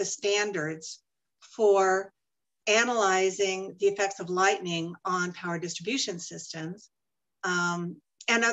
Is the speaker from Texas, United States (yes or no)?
yes; Dallas, Texas, United States; now in Arizona, United States; I'm actually from Dallas. I grew up in Oak Cliff